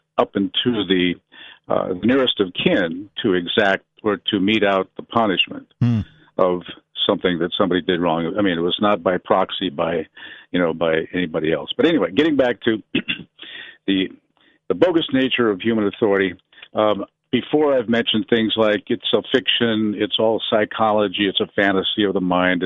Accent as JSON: {"language": "English", "region": "Idaho", "country": "United States", "said": "I'm from Idaho"}